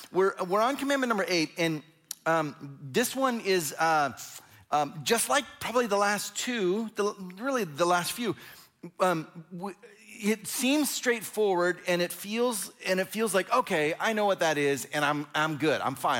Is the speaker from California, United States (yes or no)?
yes; Fresno, California, United States; So I grew up in Fresno, California, and I didn't actually live in Fresno.